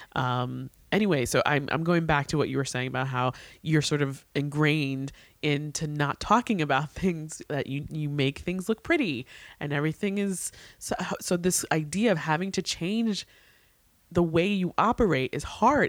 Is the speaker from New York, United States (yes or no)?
yes; New York, United States; I, as a New Yorker